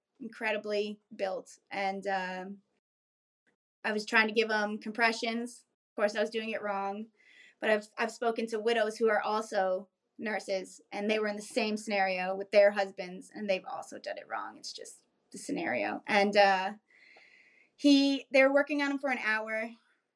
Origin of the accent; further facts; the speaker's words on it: South Florida near Miami, United States; moved away as an adult; also born or lived in New York / Bronx / Key West, Florida; now in Raleigh, United States; we grew up in South Florida near Miami